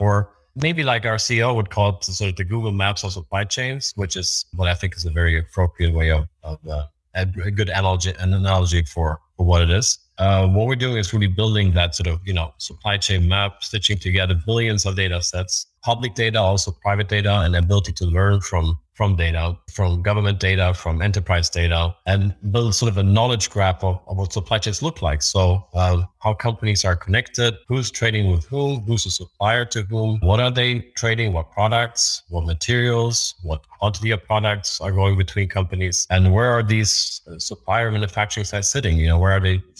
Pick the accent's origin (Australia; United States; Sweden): Sweden; moved away; my home country, Sweden